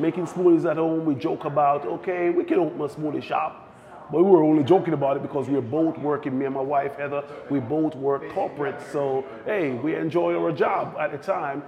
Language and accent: English; Jamaica; also born or lived in New Jersey / Connecticut; now in Pennsylvania, United States; growing up in Jamaica, most of our food are straight from the land.